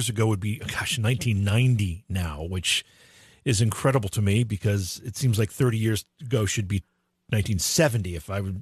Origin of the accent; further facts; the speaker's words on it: Oneonta, New York, United States; I grew up in Oneonta, New York